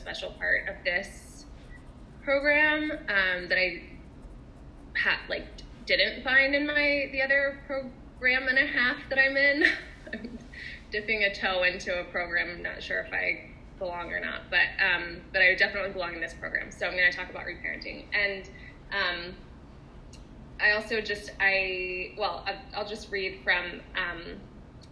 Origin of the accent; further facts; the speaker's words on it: the South, United States; I often talk about being a Southerner